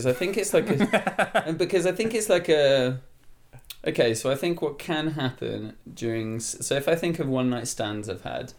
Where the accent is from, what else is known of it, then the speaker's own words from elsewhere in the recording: France; moved away; I grew up in France